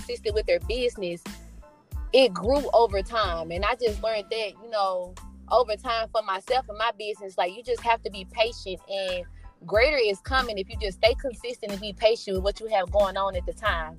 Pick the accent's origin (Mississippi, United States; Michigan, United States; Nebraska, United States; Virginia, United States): Mississippi, United States; I'm originally from Mississippi.